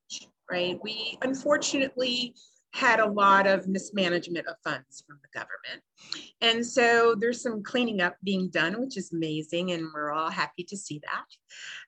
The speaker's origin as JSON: {"language": "English", "country": "Puerto Rico", "tie": "born or raised there", "also_born_or_lived": "Brooklyn, New York, United States", "said": "when I was just at the age of seven, we moved to Puerto Rico. My parents were older and wanted to retire. So I was raised here on the island"}